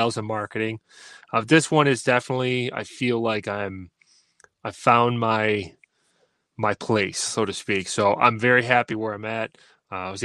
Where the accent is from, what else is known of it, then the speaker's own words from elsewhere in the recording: Syracuse, New York, United States; I was born right in Syracuse, lived here for most of my